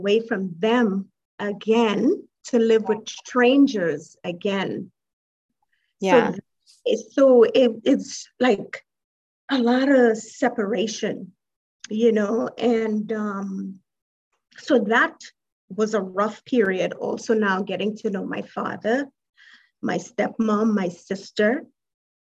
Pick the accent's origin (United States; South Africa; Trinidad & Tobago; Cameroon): Trinidad & Tobago; moved away; Originally, I'm from Trinidad and Tobago.